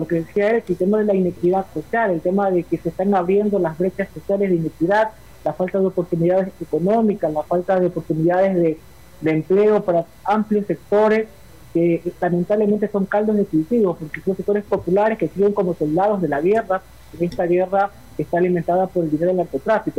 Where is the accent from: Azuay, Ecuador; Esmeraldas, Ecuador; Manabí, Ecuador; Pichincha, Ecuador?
Esmeraldas, Ecuador; Esmeralda, que es mi ciudad natal